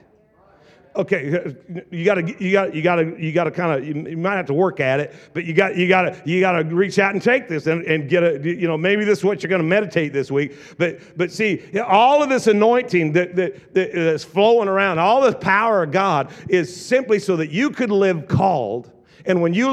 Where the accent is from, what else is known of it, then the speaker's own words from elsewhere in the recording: Southern Oregon, United States; now in Tri-Cities, United States; I am from the South, Oregon